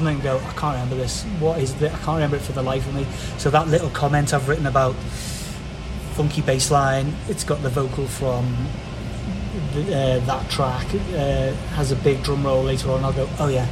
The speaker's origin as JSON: {"language": "English", "region": "England", "country": "United Kingdom", "said": "I'm English"}